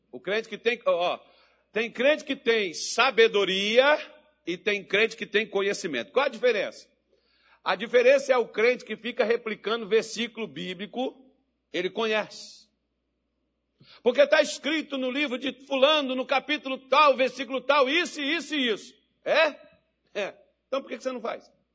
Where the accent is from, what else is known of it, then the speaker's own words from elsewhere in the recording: Minas Gerais, Brazil; accent: mineirês; Eu prefiro meu mineirês e o meu português feio pra caramba